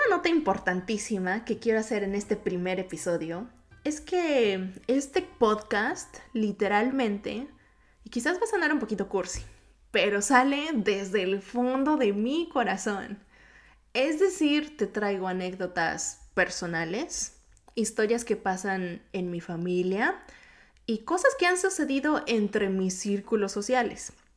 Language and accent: Spanish; Mexico City, Mexico; accent: Mexico City; first language Japanese; Spanish is a second language; also born or lived in Yokohama, Kanagawa, Japan; viví gran parte de mi vida en México. Específicamente en la Ciudad de México, por si van notando este acento medio cantadito.